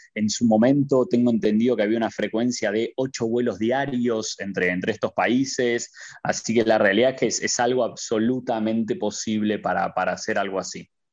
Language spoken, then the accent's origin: Spanish; Argentina; moved away as an adult; now in Qatar; soy argentino